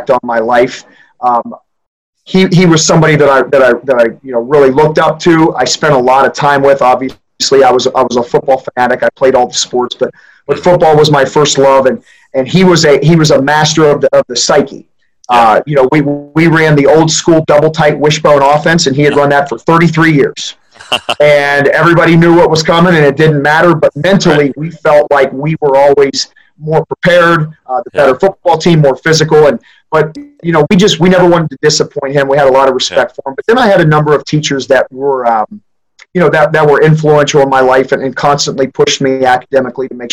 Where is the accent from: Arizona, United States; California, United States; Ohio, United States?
Ohio, United States; Knox County, Central; I grew up in Central Ohio in Knox County, basically in the very center